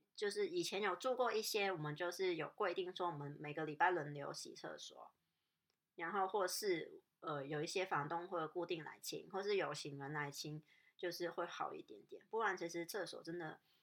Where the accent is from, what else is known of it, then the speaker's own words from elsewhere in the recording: Hong Kong; moved away; 我香港人也是比，就是比较，我，我自己也是比较怕生啊